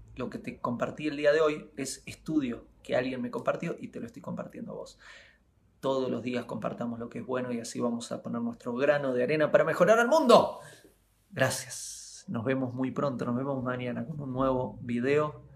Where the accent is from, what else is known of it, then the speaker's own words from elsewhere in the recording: Argentina; moved away as an adult; ya estoy cumpliendo 11 años desde que me fui de Argentina y viajo por el mundo